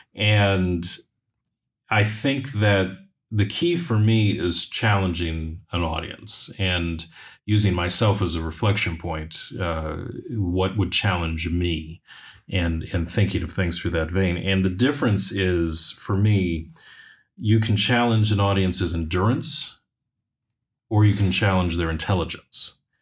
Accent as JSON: {"language": "English", "country": "United States", "said": "I'm speaking as an American"}